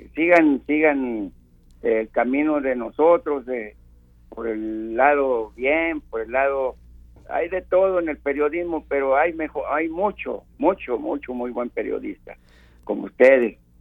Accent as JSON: {"language": "Spanish", "town": "Tuxpan", "region": "Veracruz", "country": "Mexico", "also_born_or_lived": "Mexico City / Xalapa", "moved": "as an adult", "said": "estoy en mi tierra, en Tuxpan. Yo salí de Tuxpan en el 68"}